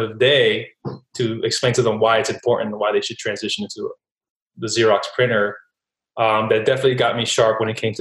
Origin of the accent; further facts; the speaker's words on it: Newark, New Jersey, United States; Was born and raised in Newark, New Jersey